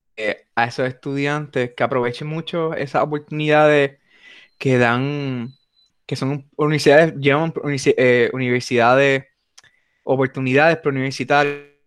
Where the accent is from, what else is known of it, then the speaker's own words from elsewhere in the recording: Puerto Rico; nos distinguen como puertorriqueños